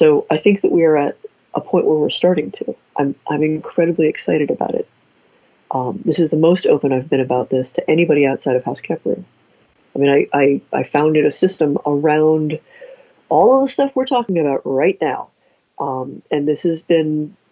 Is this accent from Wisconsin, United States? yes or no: no; Ohio, United States; we're both from Ohio, so Midwest